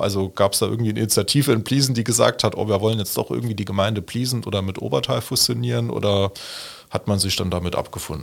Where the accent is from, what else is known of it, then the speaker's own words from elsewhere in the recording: Hasborn, Saarland, Germany; Hasborn, also meine Heimatgemeinde